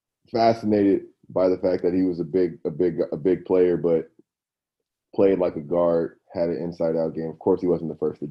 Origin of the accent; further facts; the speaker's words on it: Los Angeles, California, United States; born and raised in Los Angeles